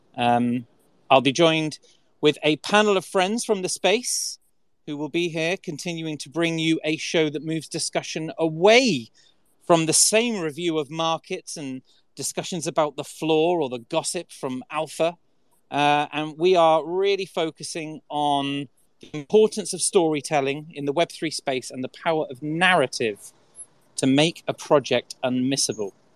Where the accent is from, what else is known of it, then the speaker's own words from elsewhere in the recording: Salisbury, South West England, United Kingdom; I'm a southerner. I'm a I'm from Salisbury in England.